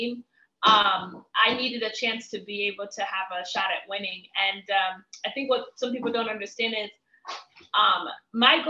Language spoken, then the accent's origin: English; DC, Maryland area, United States; moved away as an adult; also born or lived in Miami / Cameroon; me growing up in the Maryland area, DC, to me moving to Miami